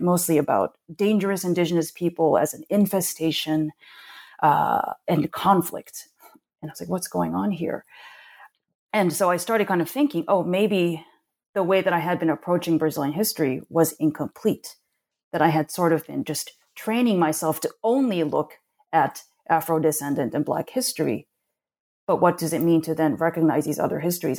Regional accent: Tokyo, Japan; moved away as an adult; now in United States; I actually grew up in Tokyo. I came to the United States when I was eighteen

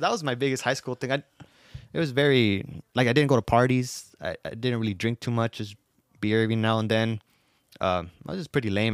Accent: Los Angeles, California, United States; I was born in South Central

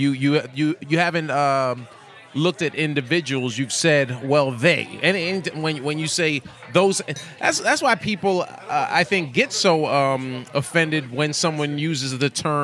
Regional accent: United States; as an American

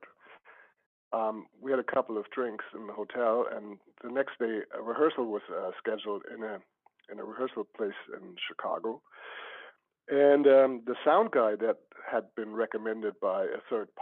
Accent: Germany; I'm from Germany

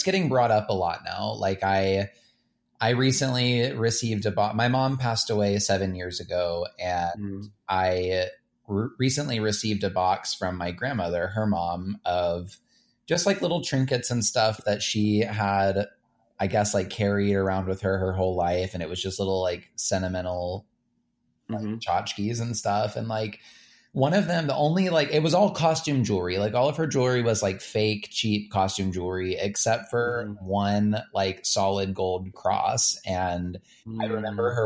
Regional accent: Cartersville, Georgia, United States; moved away; I spent my whole life right outside of Atlanta. And I grew up in Cartersville.

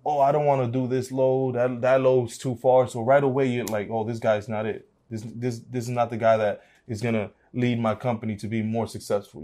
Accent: Union City, New Jersey, United States; So I'm from New Jersey, Union City

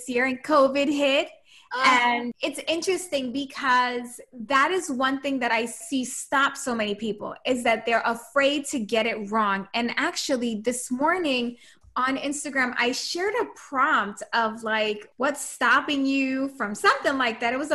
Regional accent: New York City, New York, United States; I'm from New York City

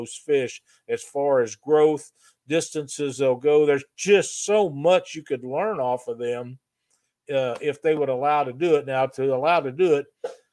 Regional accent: Missouri, United States; my home state of Missouri

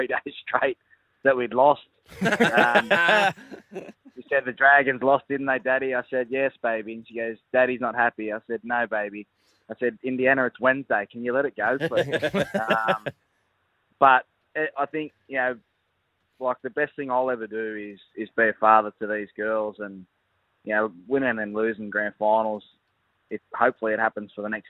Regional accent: Canberra, Australian Capital Territory, Australia; moved away; What a beautiful place Canberra is to be there back in my hometown

